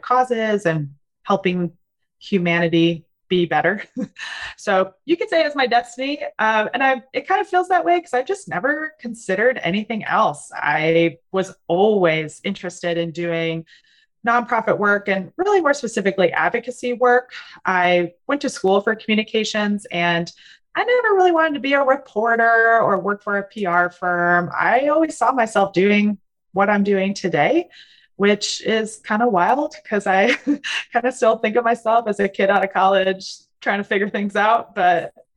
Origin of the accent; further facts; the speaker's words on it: Wisconsin, United States; moved away as an adult; also born or lived in Spain; now in North Carolina, United States; I am originally from Wisconsin